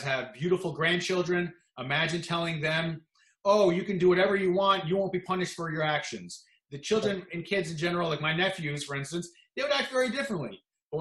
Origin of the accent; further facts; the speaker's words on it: New Jersey, United States; I'm from New Jersey